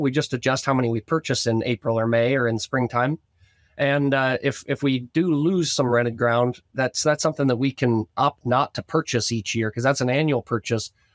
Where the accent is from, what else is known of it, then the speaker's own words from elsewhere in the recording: Northwest Ohio, United States; growing up in Northwest Ohio, our family had a cattle operation, cow calf, and, and feedlot